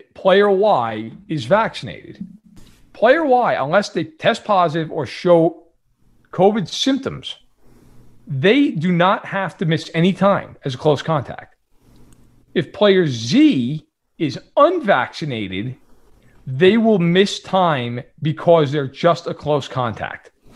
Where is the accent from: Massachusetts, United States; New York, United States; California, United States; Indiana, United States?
New York, United States; I'm sure can tell by my voice, I am not from Kansas City. I am, I'm from New York